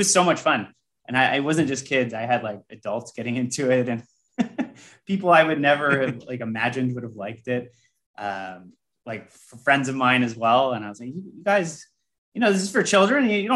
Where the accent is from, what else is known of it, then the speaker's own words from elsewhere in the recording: Canada; I'm Canadian